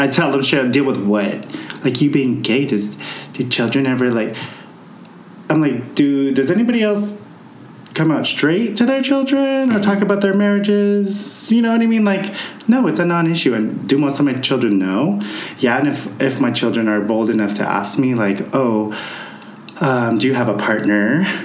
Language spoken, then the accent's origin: English; United States; growing up as an American Filipino